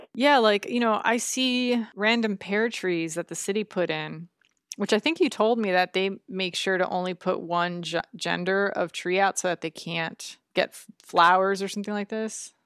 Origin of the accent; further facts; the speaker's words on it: Florida, United States; moved away; I grew up in Florida